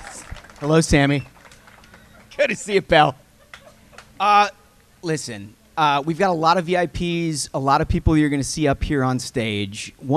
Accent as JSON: {"language": "English", "town": "Minnetonka", "region": "Minnesota", "country": "United States", "tie": "born or raised there", "moved": "yes", "said": "I grew up just across the lake, basically. Minnetonka High School graduate."}